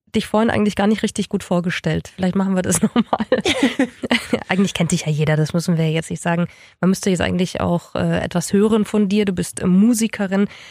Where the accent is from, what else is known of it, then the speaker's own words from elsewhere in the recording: Germany; bei uns in Deutschland